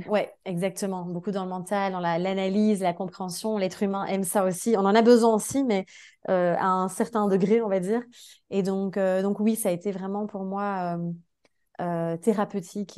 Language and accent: French; Belgium; moved away as an adult; mon pays. Enfin, tu vois, genre, j'ai quitté la Belgique